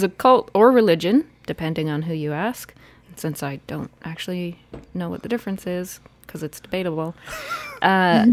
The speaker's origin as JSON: {"language": "English", "region": "Ontario", "country": "Canada", "said": "I'm from Ontario."}